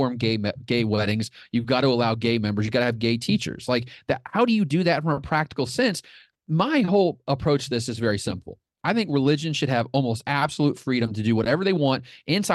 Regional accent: United States

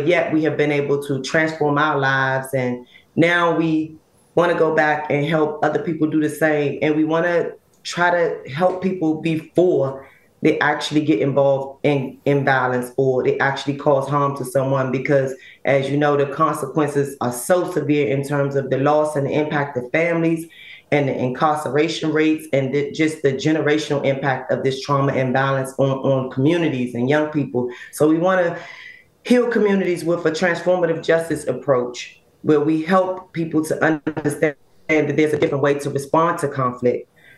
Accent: Washington, District of Columbia, United States; when I grew up in Ward 8, born and raised in Ward 8 in D.C., we consider that east of the river.

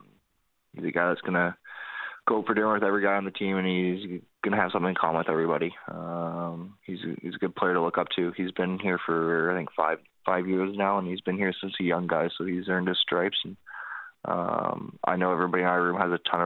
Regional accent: Vancouver, British Columbia, Canada; it's my hometown

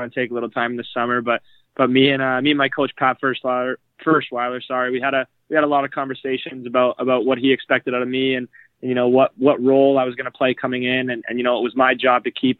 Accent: London, Ontario, Canada; moved away; I'm from London.

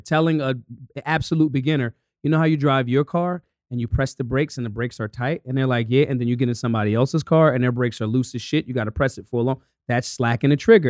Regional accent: United States; I'm American

